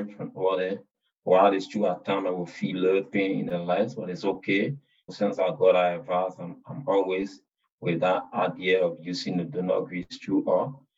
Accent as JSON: {"language": "English", "region": "Lofa County", "country": "Liberia", "said": "from Lofa County"}